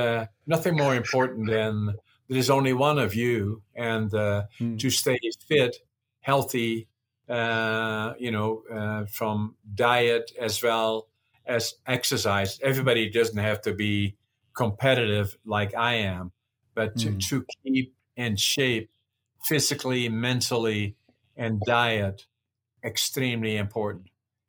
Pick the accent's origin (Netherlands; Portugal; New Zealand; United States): Netherlands; now in Canada; No, I'm Canadian. I didn't preserve my Dutch. I don't intend to go back there to live. I live here in Canada.